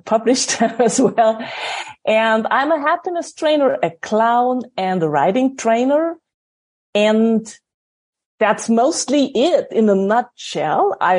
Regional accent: Salzburg, Austria; I grew up in a little village next to Salzburg. For American thinking, Salzburg is a village.

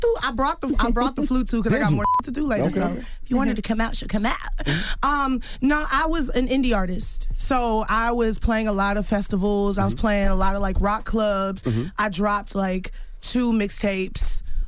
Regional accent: Houston, Texas, United States; Growing up in Houston, I was teased a lot in middle school for being nerdy or playing the flute.

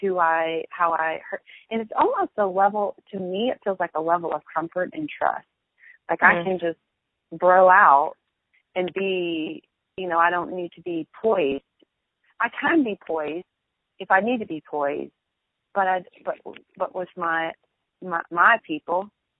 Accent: the South, United States; accent: Southern; I definitely try to curtail my Southern accent, not because I'm ashamed of it, but because particularly in business, I need to be taken seriously.

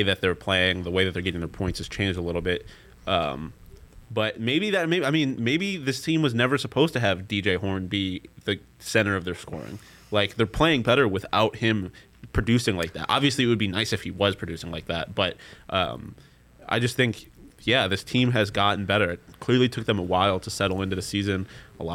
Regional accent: Buffalo, New York, United States; accent: Buffalo; It's my Buffalo accent

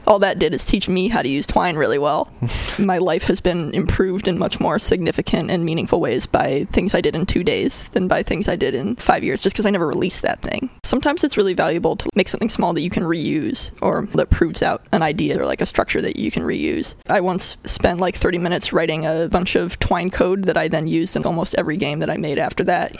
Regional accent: Connecticut, United States; moved away as an adult; also born or lived in Bay Area, California; now in California, United States; I was born in Connecticut on the other side of the country, and I grew up from the age of zero through adulthood and then I moved to California

